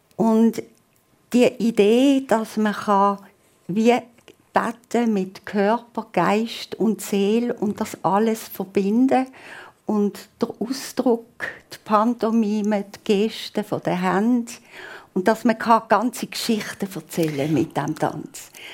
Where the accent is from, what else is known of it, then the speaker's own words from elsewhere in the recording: Basel, Basel-Stadt, Switzerland; accent: Basel German; ich bin halt hier aufgewachsen in Basel